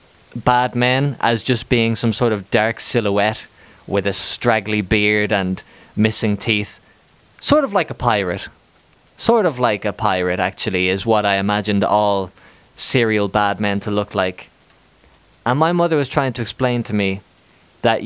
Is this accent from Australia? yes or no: no; Ireland; moved away as an adult; now in Spain; I'm from Ireland